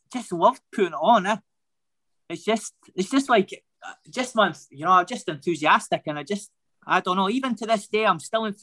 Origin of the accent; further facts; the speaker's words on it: Scotland, United Kingdom; Yeah, hundred percent.